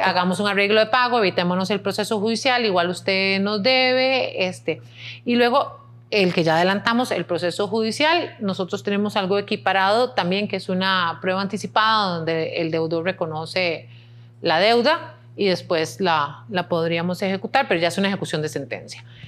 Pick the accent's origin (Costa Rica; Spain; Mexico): Costa Rica